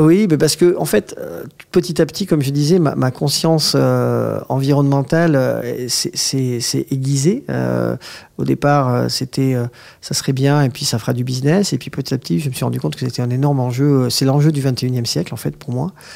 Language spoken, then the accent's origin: French; Agen, Nouvelle-Aquitaine, France; now in Paris, France; je suis né à Agen